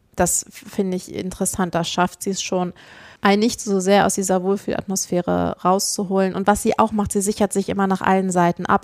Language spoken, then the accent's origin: German; Northern Germany, Germany; Ich bin Norddeutsche